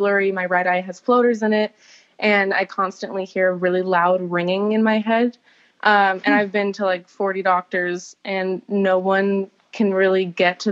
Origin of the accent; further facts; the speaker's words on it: Los Angeles, California, United States; moved away as an adult; now in Bailey, North Carolina, United States; I'm normally from Los Angeles